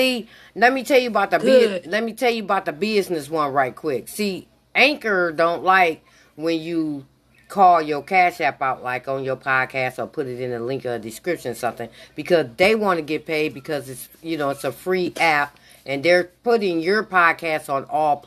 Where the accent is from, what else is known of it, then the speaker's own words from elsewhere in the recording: Michigan, United States; I'm from Michigan